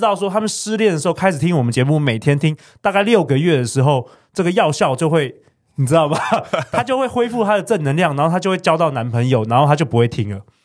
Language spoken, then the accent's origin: Chinese; Taiwan; 很多很多我们在台湾长大的小孩，从小啊，爸爸妈妈就没有给肯定